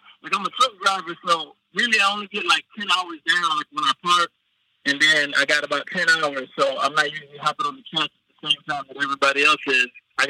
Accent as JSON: {"language": "English", "town": "Houston", "region": "Texas", "country": "United States", "said": "Yeah, it says Humble, Texas, but I'm actually from Houston"}